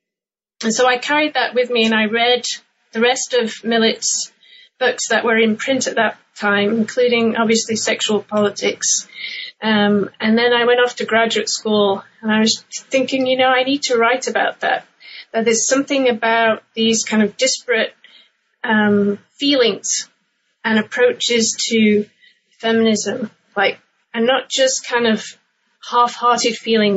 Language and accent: English; England, United Kingdom; Well, my background is I'm originally from England, and I grew up in the UK in the 1980s